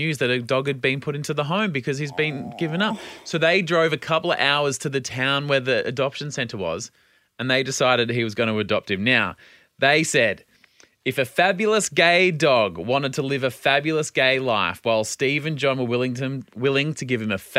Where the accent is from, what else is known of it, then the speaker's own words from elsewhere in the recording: Australia; as an Australian